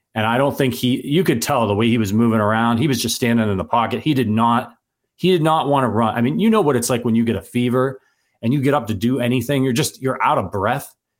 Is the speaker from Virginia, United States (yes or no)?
no; Northeast Ohio, United States; I grew up in Northeast Ohio